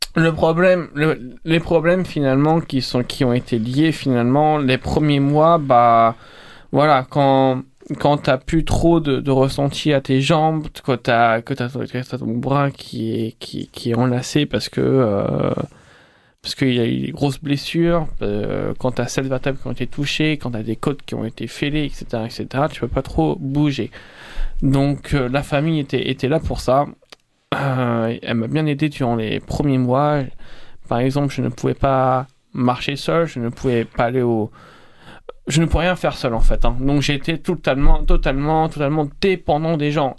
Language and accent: French; Rouen, Normandy, France; moved away as an adult; now in Montpellier, France; Je viens du Nord, je viens de Rouen, donc en Haute-Normandie.